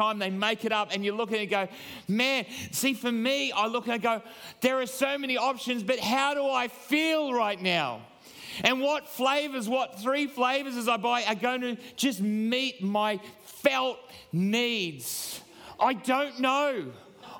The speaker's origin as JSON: {"language": "English", "region": "Queensland", "country": "Australia", "said": "I am a proud Queenslander"}